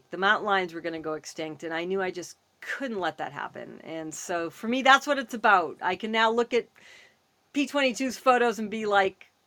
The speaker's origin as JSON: {"language": "English", "region": "Massachusetts", "country": "United States", "moved": "yes", "lives_now": "Los Angeles, United States", "said": "I'm from the East Coast. I'm from Massachusetts originally, so I have a kind of a good East uh, West Coast thing."}